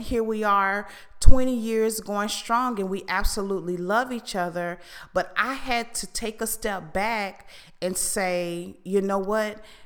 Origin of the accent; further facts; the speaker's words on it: Fort Lauderdale, Florida, United States; I am from Fort Lauderdale